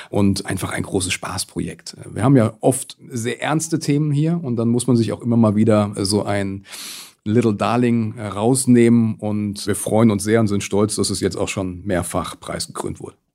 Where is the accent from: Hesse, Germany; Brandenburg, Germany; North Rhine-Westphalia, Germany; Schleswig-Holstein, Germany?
Hesse, Germany; Rüsselsheim; Aber schon allein hier an meiner Heimatstadt Rüsselsheim sieht man, dass sich die Städte zu Electric Cities entwickeln werden.